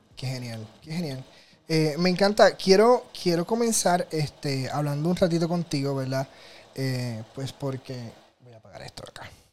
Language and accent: Spanish; Puerto Rico; soy fotógrafo profesional de Puerto Rico